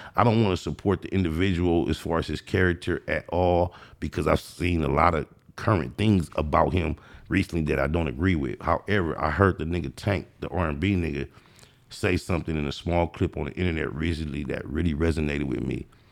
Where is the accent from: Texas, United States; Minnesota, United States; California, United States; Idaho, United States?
California, United States; Compton; I was born and raised in Compton